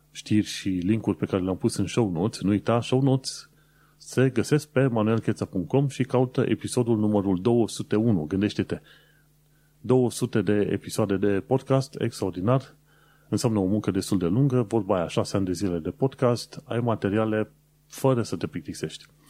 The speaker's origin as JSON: {"language": "Romanian", "country": "Romania", "tie": "born or raised there", "moved": "yes", "lives_now": "United Kingdom", "said": "născut pe acolo"}